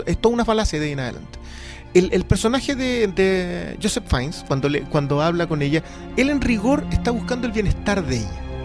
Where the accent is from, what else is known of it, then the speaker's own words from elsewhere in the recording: Peru; now in Chile; yo soy de Perú